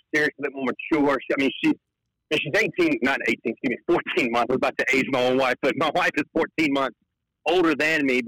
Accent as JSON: {"language": "English", "region": "North Carolina", "country": "United States", "said": "I'm from North Carolina"}